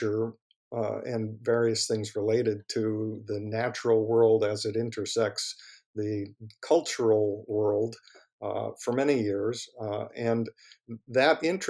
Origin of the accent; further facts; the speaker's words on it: New York, United States; moved away as an adult; now in Milwaukee, United States; I grew up in New York, near New York City